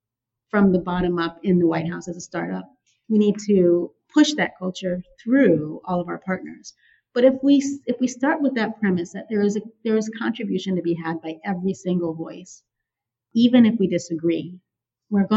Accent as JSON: {"language": "English", "town": "San Francisco", "region": "California", "country": "United States", "tie": "born or raised there", "said": "I grew up in San Francisco"}